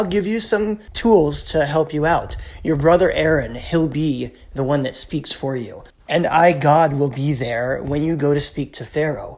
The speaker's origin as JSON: {"language": "English", "country": "United States", "tie": "born or raised there", "moved": "as an adult", "lives_now": "Canada", "said": "I grew up in the United States and lived 3/4 of my life there."}